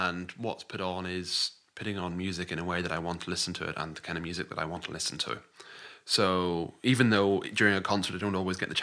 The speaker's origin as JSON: {"language": "English", "region": "Scotland", "country": "United Kingdom", "said": "I'm a Scottish composer"}